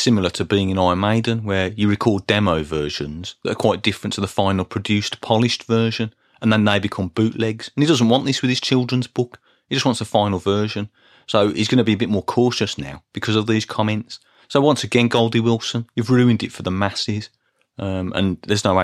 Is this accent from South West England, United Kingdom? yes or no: no; Birmingham, West Midlands, United Kingdom; as a boy in the 1980s, growing up in Birmingham